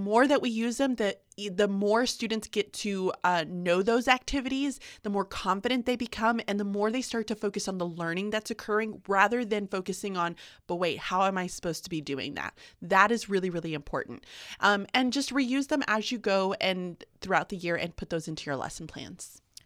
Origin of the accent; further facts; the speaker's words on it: the South, United States; I'm from the South